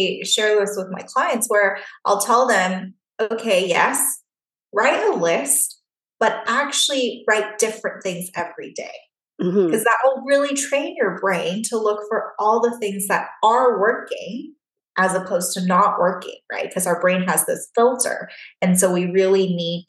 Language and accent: English; Taiwan; moved away; I grew up in Taiwan